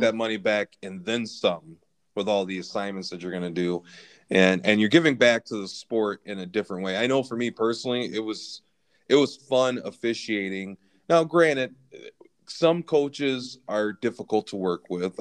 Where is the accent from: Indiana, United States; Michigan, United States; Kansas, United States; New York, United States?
Michigan, United States; Lansing; I was a kid growing up in Lansing